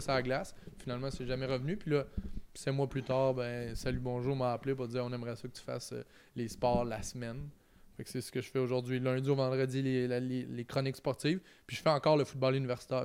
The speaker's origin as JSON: {"language": "French", "town": "Trois-Rivières", "region": "Quebec", "country": "Canada", "said": "je viens de Trois-Rivières, c'est en plein milieu"}